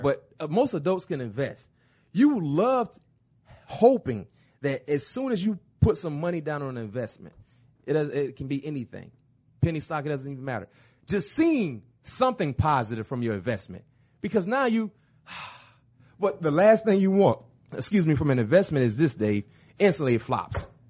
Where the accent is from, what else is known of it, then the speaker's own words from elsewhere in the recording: Florida, United States; I'm from Florida.